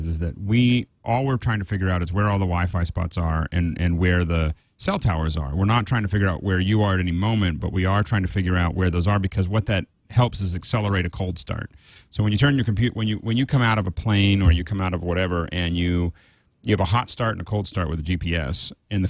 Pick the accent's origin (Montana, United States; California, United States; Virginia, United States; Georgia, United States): Montana, United States; my hometown in Montana